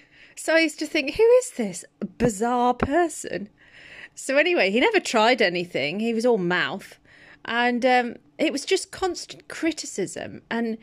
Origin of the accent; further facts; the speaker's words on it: Birmingham, West Midlands, United Kingdom; Because I came from Birmingham. Birmingham people are great fun. I love them. Very light-hearted.